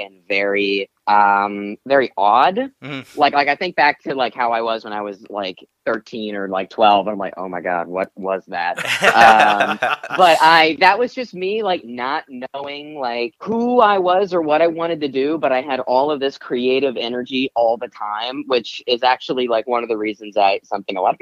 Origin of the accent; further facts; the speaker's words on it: Odessa, Texas, United States; also born or lived in Chattanooga, Tennessee / Lubbock, Texas; now in Los Angeles, United States; I moved to Odessa, Texas when I was six